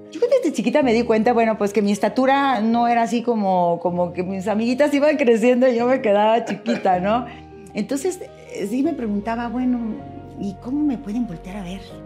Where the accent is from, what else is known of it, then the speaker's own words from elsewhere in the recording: Monterrey, Nuevo León, Mexico; Nací en Monterrey